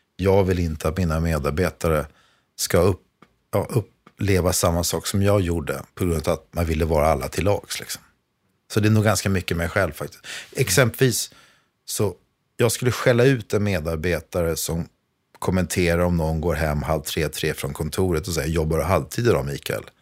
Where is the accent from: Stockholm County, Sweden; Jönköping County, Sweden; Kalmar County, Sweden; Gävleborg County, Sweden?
Stockholm County, Sweden; Vaxholm; Jag är uppvuxen i Vaxholm.